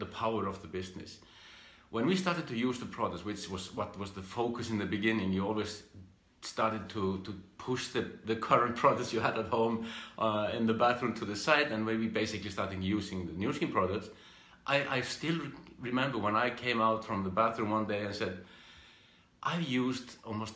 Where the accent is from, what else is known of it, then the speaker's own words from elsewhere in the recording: Iceland; I'm from Iceland. I grew up in this country here and did my education and the usual things